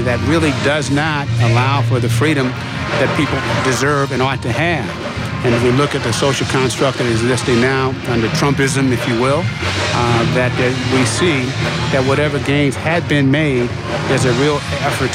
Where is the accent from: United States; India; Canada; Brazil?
United States; Vallejo, California; I'm from a working class family in Vallejo.